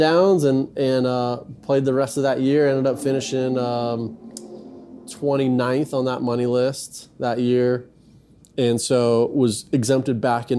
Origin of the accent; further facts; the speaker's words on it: Hawaii, United States; Even though I don't necessarily have like Hawaiian heritage. But I just feel like that's where I grew up. That's my culture. That's my background.